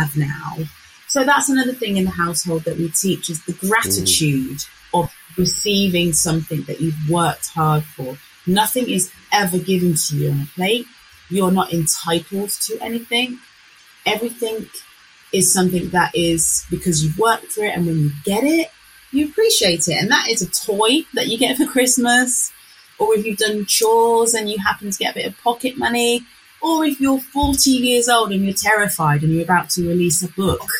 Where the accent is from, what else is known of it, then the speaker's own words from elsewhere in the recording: Northampton, East Midlands, United Kingdom; I'm from Northampton.